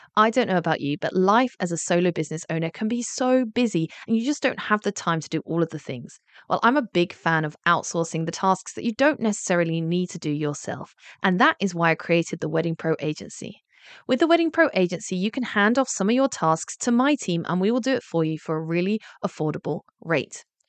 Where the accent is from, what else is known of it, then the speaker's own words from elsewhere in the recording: England, United Kingdom; As an English person